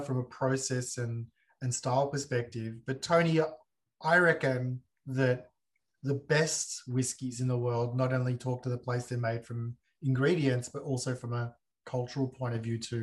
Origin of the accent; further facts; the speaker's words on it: Australia; also born or lived in Sicily (ancestry); my hometown